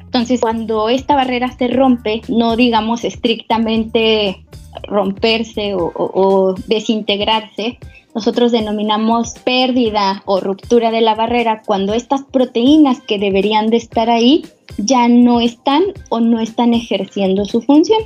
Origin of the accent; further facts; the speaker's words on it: Mexico City, Mexico; moved away as an adult; now in Comalcalco, Mexico; yo soy originaria de la Ciudad de México